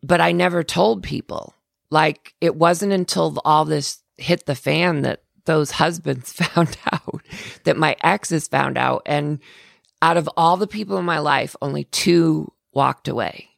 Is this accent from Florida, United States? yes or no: yes; Florida, United States; I'm from Florida. I grew up in Florida